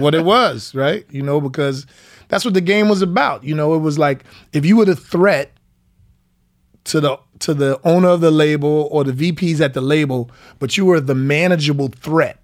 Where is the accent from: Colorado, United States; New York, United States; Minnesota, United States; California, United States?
New York, United States; White Plains; also born or lived in Anderson, South Carolina; I'm from White Plains, New York. I'm a nine one four guy